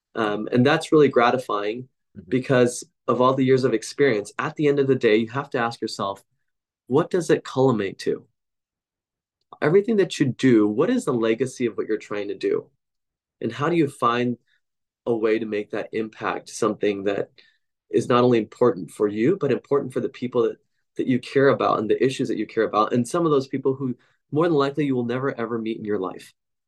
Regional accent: Portland, Oregon, United States; when my hometown, which I consider this hometown of Portland, Oregon, was in the news

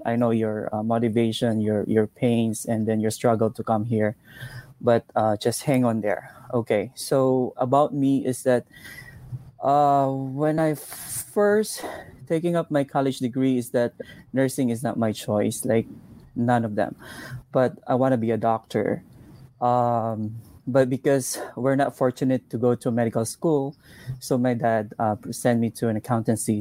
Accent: Davao City, Davao Region, Philippines; English is a second language; moved away as an adult; now in Texas, United States; I'm from Davao City, Philippines

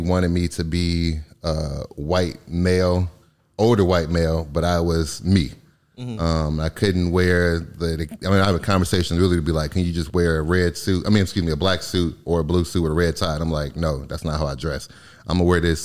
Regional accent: Michigan, United States; moved away; I'm from Michigan originally

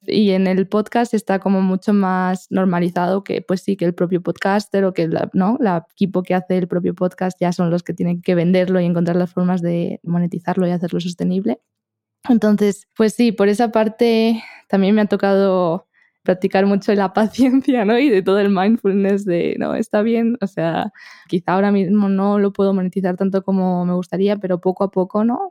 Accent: Spain; accent: Spanish; mi acento es español

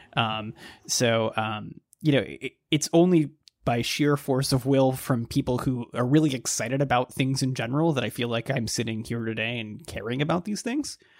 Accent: Dallas, Texas, United States; now in Baltimore, United States; I grew up in the Dallas area

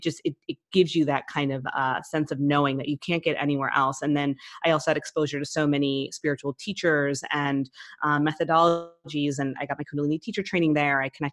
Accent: East Coast, United States; also born or lived in New York / California; now in Philadelphia, United States; I grew up on the West Coast till age 7, and then life took me to the East Coast, and I've kind of been more of an East Coast persona, so to speak.

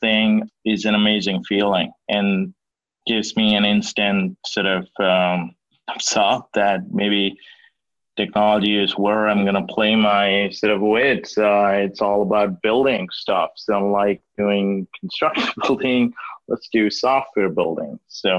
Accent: Bengaluru, Karnataka, India; So I grew up in India, and you know, as you can imagine, India had a kind of Silicon Valley, and I grew up in that city, did my early schooling in Bangalore.

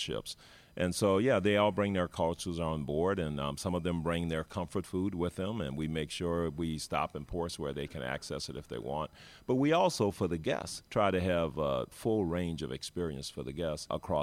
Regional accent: New Orleans, Louisiana, United States; now in Miami, United States; I grew up in New Orleans, Louisiana, United States

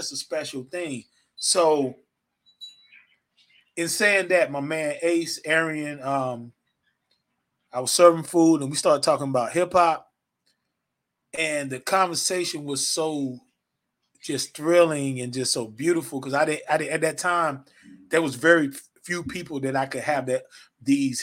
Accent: the South, Georgia, United States; I'm from the South. I've been living in Georgia forever.

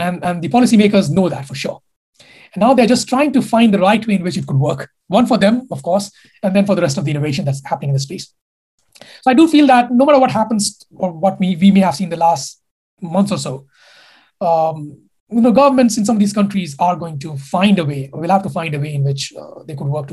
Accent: India; moved away as an adult; I come from India. I've been there for 20 years of my life

